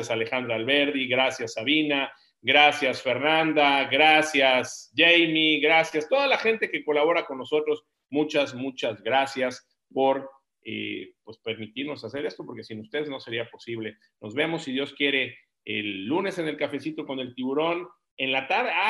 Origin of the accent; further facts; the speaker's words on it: Mexico; nosotros como mexicanos